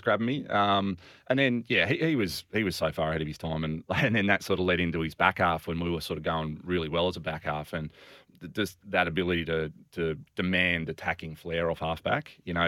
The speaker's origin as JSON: {"language": "English", "town": "Albany", "region": "Western Australia", "country": "Australia", "tie": "born or raised there", "also_born_or_lived": "Fremantle", "said": "I grew up in Albany."}